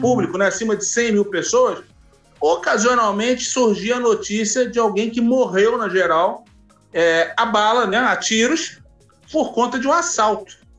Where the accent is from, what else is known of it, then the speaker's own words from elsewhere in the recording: Rio de Janeiro, Brazil; Quando eu era criança em Copacabana